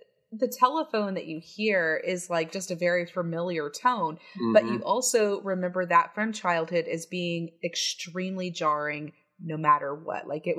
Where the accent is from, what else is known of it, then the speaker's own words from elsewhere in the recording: Texas, United States; I have a lot of Texas pride